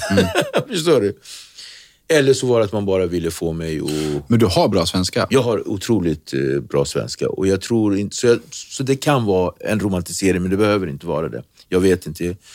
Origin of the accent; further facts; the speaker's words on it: Nacka, Stockholm County, Sweden; Swedish is a second language; also born or lived in Cape Verde / Praia, Santiago; Jag är uppväxt i Nacka, vi har Dunes utskog, vi har Långsjön, vi har eh, Järlasjön, vi har liksom Nyckelviken